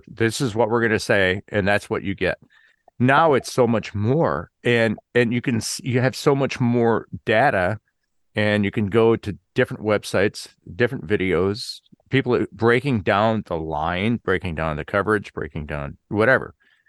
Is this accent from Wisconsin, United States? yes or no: yes; Wisconsin, United States; Growing up in Wisconsin, they started having these lumberjack competitions that were on TV.